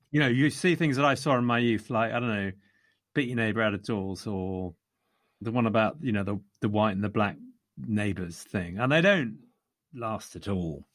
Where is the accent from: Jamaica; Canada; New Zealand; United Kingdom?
United Kingdom; England; I am English.